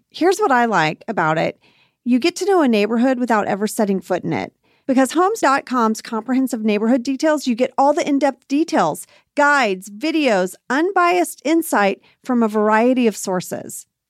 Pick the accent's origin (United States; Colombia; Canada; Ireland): United States; Archer City, Texas; moved away; my hometown of Archer City, Texas